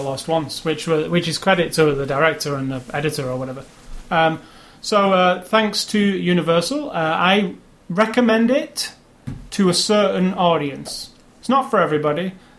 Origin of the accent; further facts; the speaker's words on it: United Kingdom; because I'm British, and it's obviously a British at heart story.